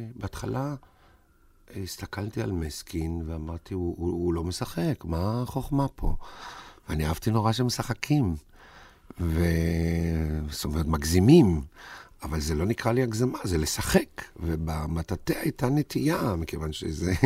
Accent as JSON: {"language": "Hebrew", "town": "Tel Aviv", "region": "Tel Aviv District", "country": "Israel", "tie": "born or raised there", "said": "נולדתי בתל אביב"}